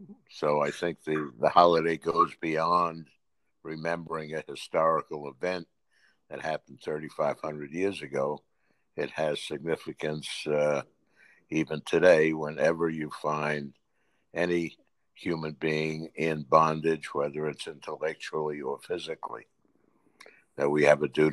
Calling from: Delray Beach, Florida, United States; I'm speaking from Delray Beach, Florida.

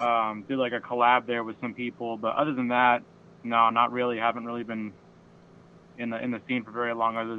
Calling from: Ventura, California, United States; I'm calling from Ventura

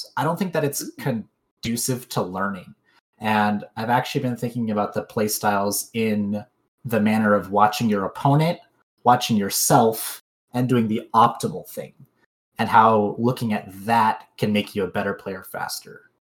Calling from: Utah, United States; I'm calling in from Utah.

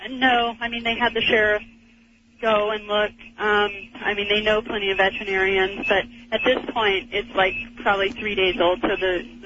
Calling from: Montana, United States; Um, I'm calling from Montana, and I need some information.

